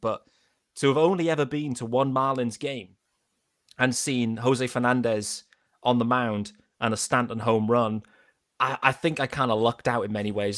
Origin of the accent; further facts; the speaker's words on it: United Kingdom; we're British